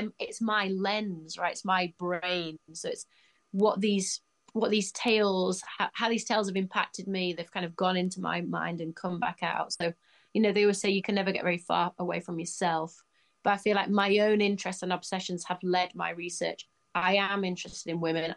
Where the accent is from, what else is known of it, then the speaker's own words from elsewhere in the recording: Leeds, Yorkshire and the Humber, United Kingdom; I'm lucky to be from Leeds.